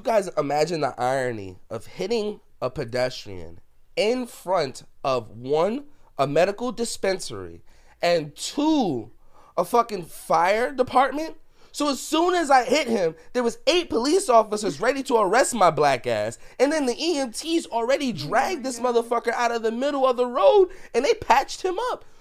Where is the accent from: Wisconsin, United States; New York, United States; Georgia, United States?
New York, United States; New York City; growing up in the Bronx